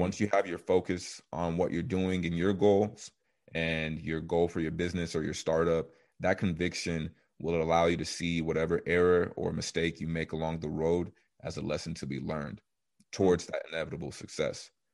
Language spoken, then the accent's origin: English; Coppell, Texas, United States; also born or lived in Nigeria; I was born in Dallas, Texas, specifically Coppell. I was raised with four of my siblings